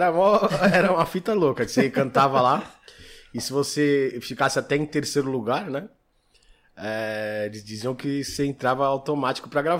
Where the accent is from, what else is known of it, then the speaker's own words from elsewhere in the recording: São Paulo, Brazil; Eu sou da Zona Sul. Zona Sul? Vida inteira ali, criado na, na no, no Ipiranga ali.